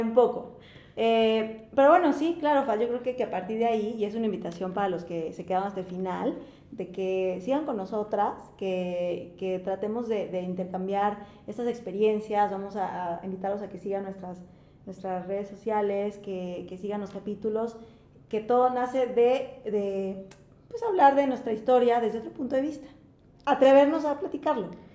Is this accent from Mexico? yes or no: yes; Mexico; nosotros como mexicanos